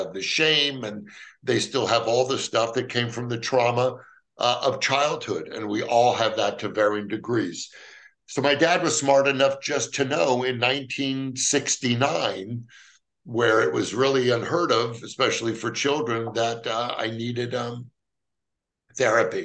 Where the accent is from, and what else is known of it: Los Angeles, California, United States; born or raised there